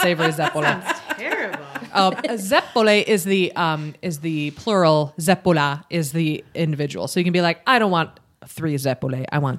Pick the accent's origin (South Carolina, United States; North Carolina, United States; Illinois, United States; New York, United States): New York, United States; Buffalo; The city of Buffalo, New York, my hometown